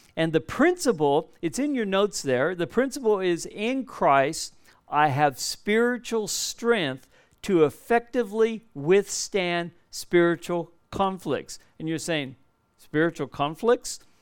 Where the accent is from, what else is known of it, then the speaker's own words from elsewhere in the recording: Southern California, United States; moved away as an adult; now in Perth, Australia; We're from Southern California. We've been living here for over forty years now